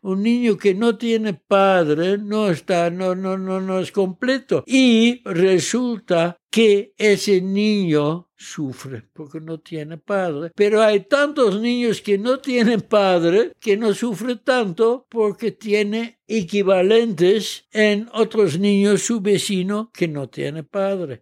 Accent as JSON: {"language": "Spanish", "country": "Netherlands", "tie": "born or raised there", "moved": "as an adult", "lives_now": "Mexico", "said": "Quedó sola mi mamá como única mexicana en Holanda y me dijo, vamos a México"}